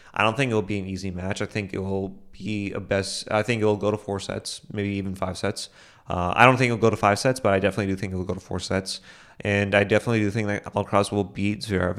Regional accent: United States; I'm an American

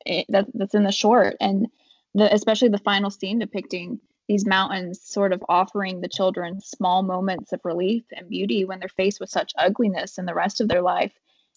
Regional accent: Appalachia, United States; not just Appalachia, but I do believe that in smaller rural communities, what is easily overlooked in cities becomes unignorable in small towns.

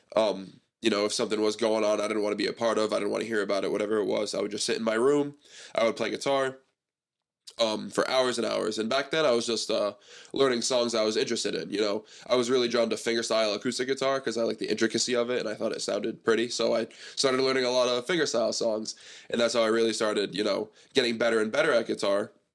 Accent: Seekonk, Massachusetts, United States; also born or lived in East Providence, Rhode Island / Pawtucket, Rhode Island / Cranston, Rhode Island; I grew up in Seekonk. I have all these friends in Seekonk

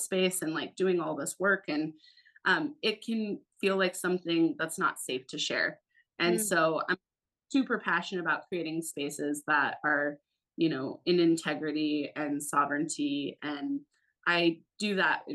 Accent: Alaska, United States; I'm born and raised in Alaska, and I had a wild and crazy Alaskan childhood

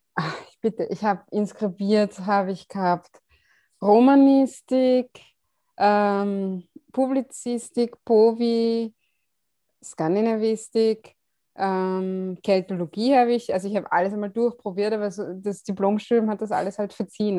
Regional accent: Vienna, Austria; Aus Wien. Ich bin eine von diesen tatsächlich echten Wienerinnen.

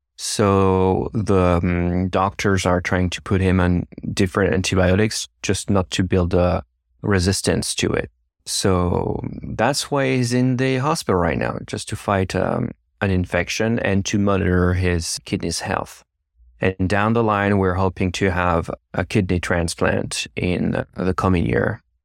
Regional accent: Versailles, Île-de-France, France; English is a second language; moved away as an adult; now in United States; I'm originally from France

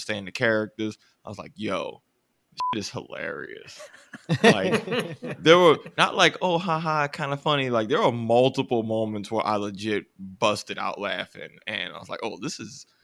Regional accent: United States; I'm American

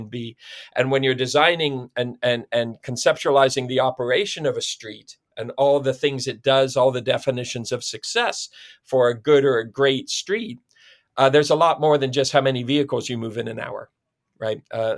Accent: Perth, Ontario, Canada; I was born and raised in Ontario, town of Perth, Ontario is my hometown.

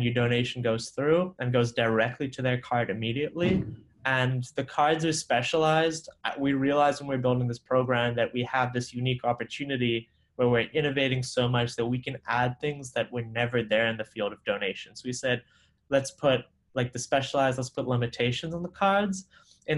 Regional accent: Malawi; moved away as an adult; also born or lived in Sri Lanka (ancestry); now in Boston, United States; So I grew up in Malawi. I'm originally Sri Lankan by blood, but I spent my first 18 years of life in Malawi, so a small African country

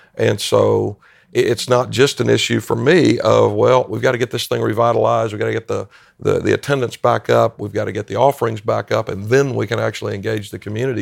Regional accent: Greenville-Spartanburg area, South Carolina, United States; moved away as an adult; also born or lived in Maryland; now in Shepherdstown, United States; a native South Carolinian, and I grew up in the Greenville-Spartanburg area, up in the northwest end of the state of South Carolina

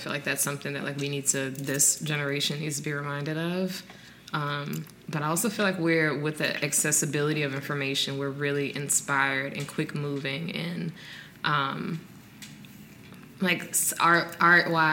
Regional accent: New Orleans, Louisiana, United States; I'm from New Orleans

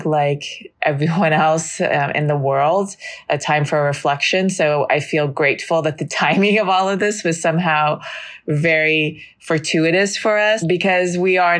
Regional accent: Los Angeles, California, United States; moved away as an adult; also born or lived in New York; I was born in Los Angeles in Children's Hospital and near downtown. And I grew up there in mainly the Valley in Encino and in Northridge

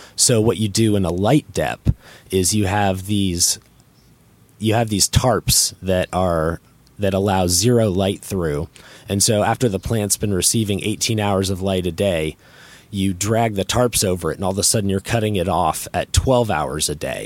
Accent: North Carolina, United States; I'm not from Humboldt County. I'm from North Carolina

